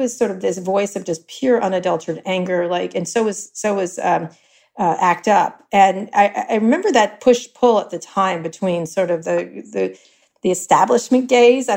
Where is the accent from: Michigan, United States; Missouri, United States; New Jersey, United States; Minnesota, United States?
New Jersey, United States; Princeton; moved away as an adult; also born or lived in Philadelphia, Pennsylvania / New York; I grew up in New Jersey through high school in Princeton, New Jersey